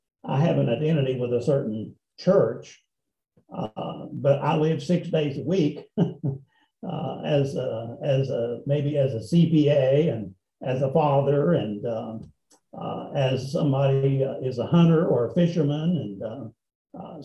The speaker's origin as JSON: {"language": "English", "region": "Appalachia", "country": "United States", "tie": "born or raised there", "said": "I was born in Appalachia, which in some ways was a minority group, rather poor coal miners."}